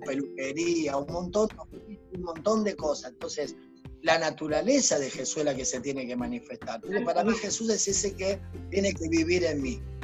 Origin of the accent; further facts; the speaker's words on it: Argentina; also born or lived in Uruguay; nos vinimos a Argentina, vinimos a Argentina